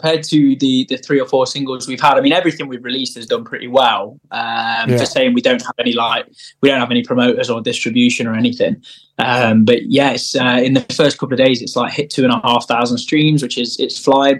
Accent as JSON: {"language": "English", "region": "Midlands", "country": "United Kingdom", "said": "we're from the Midlands."}